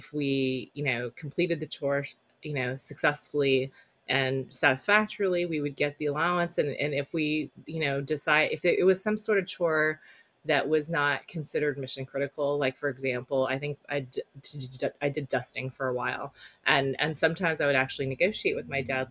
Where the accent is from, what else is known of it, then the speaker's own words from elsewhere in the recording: Silicon Valley, California, United States; also born or lived in South Korea; I grew up in Silicon Valley